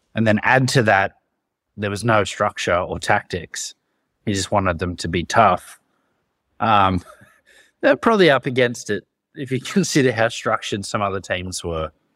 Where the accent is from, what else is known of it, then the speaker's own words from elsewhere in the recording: Australia; being an Australian rugby fan